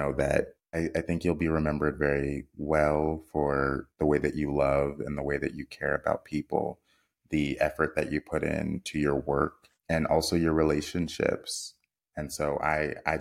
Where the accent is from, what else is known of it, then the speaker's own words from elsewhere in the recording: United States; We as American viewers